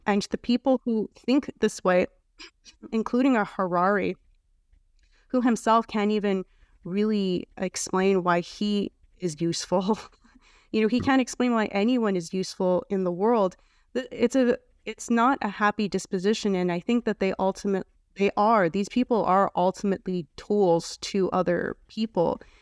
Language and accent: English; Canada; I'm from Canada